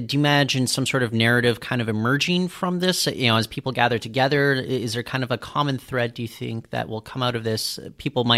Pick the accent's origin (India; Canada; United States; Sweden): Canada; we're Canadian